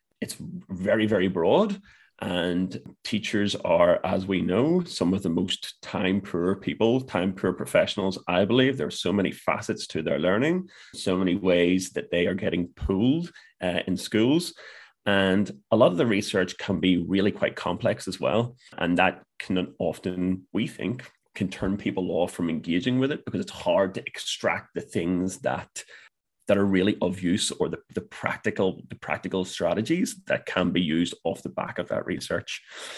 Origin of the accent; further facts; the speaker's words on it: Ireland; That's going to be a real challenge for me as an Irish man.